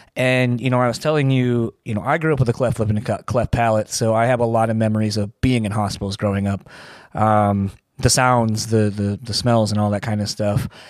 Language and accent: English; Delaware, United States; I'm from Delaware